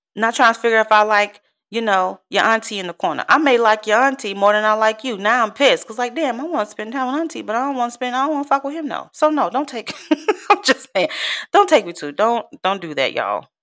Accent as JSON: {"language": "English", "town": "Chicago", "region": "Illinois", "country": "United States", "tie": "born or raised there", "moved": "as an adult", "lives_now": "Texas, United States", "said": "I'm from Chicago, born and raised"}